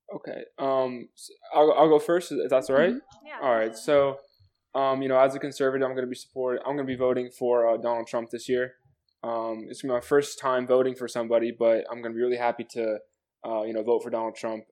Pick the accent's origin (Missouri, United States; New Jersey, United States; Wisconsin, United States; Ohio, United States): New Jersey, United States; I'm 18 years old. Uh, I'm from New Jersey.